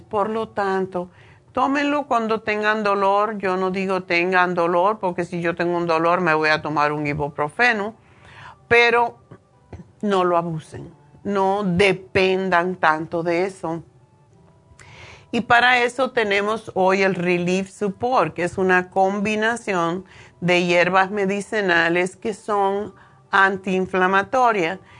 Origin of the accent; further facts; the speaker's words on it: Cuba; now in United States; yo nací en Cuba